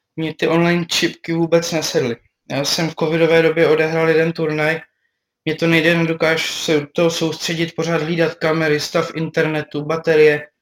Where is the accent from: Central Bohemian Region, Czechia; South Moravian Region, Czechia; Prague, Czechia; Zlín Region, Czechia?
South Moravian Region, Czechia; Brno; jsem Brňák